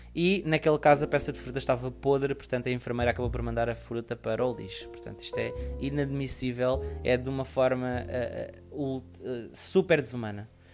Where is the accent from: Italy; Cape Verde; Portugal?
Portugal; Portugal, um, porque é o país onde eu, onde eu resido, onde eu nasci